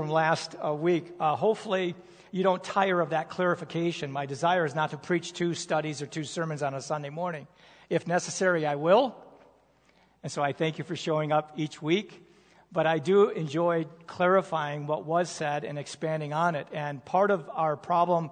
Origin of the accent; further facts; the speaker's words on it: United States; I am an American